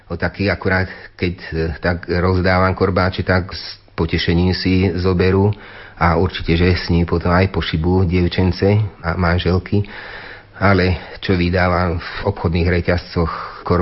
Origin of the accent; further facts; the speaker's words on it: Ozdín, Banská Bystrica Region, Slovakia; moved away; also born or lived in Bratislava; Ja konkrétne z Ozdína, odkiaľ pochádzam